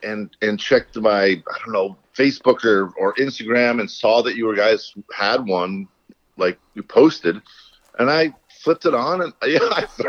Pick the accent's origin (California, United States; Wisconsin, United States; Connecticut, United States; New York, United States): Connecticut, United States; moved away as an adult; also born or lived in Gaspé Peninsula, Quebec, Canada / New Hampshire; now in Quebec, Canada; I was born in Connecticut, and every single summer of my life since I was born, I'd be coming back up to the Gaspé for 2 or 3 months.